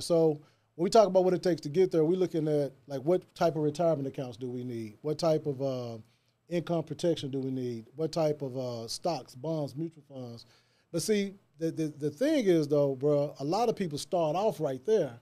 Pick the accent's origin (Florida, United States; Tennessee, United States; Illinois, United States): Tennessee, United States; Jackson; moved away as an adult; now in Memphis, United States; Born and raised in Jackson, Tennessee. That's East Jackson, Tennessee.